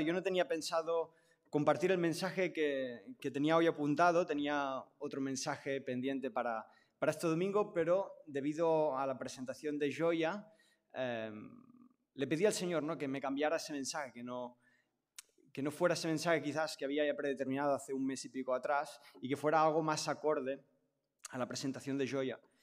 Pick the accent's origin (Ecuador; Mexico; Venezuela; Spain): Spain; Catalonia; a mí me ha tocado nacer en una familia catalana y del Barça, ese es mi contexto. Entonces yo soy catalán